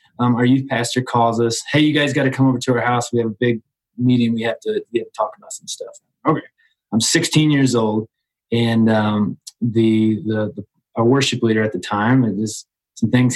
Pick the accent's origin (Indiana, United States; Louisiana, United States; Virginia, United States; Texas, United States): Indiana, United States; Southern; I'm from Indiana, Southern Indiana.